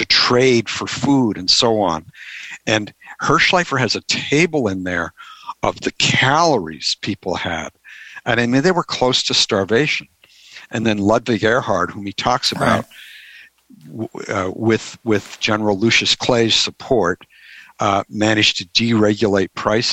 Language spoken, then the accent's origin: English; Canada; moved away; also born or lived in Washington, D.C. / Pittsburgh; I grew up in Canada, so I was used to driving on ice